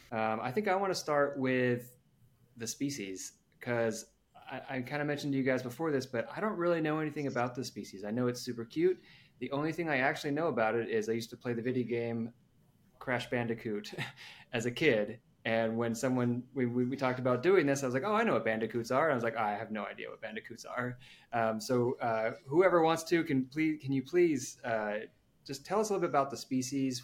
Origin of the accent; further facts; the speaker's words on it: United States; being ignorant Americans